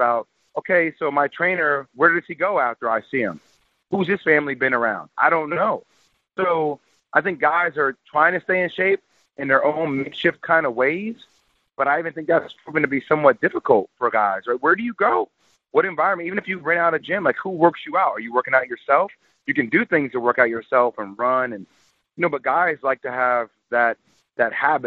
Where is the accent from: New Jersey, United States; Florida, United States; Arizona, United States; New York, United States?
New Jersey, United States; I'm from Jersey